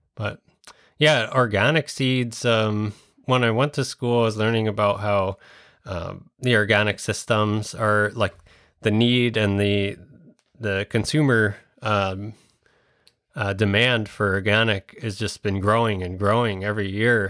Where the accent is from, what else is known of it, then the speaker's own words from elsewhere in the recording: Long Island, New York, United States; moved away as an adult; also born or lived in Westchester / Vermont; now in Minnesota, United States; I'm from Long Island